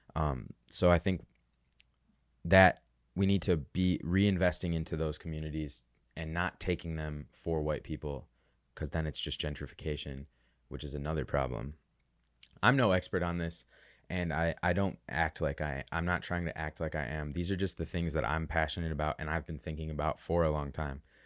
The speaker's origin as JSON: {"language": "English", "town": "Chicago", "region": "Illinois", "country": "United States", "said": "I'm from Chicago"}